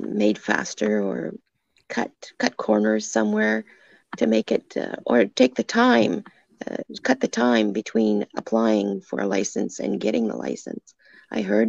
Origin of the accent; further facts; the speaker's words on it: Cornwall, Ontario, Canada; I grew up in Cornwall. I'm from Cornwall, born and raised